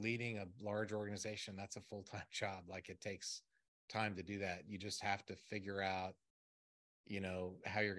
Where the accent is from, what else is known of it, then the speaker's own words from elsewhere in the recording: Maryland, United States; I'm from Maryland